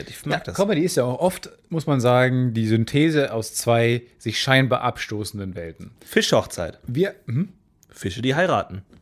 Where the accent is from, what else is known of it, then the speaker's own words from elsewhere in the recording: Austria; accent: Austrian; mein österreichischer Akzent wird ein bisschen besser, kann ich jetzt nicht nachmachen.